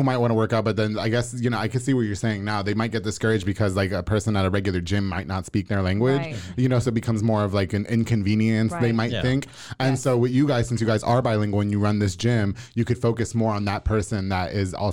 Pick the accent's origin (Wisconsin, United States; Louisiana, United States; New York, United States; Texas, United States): New York, United States; now in Waco, United States; I'm from New York.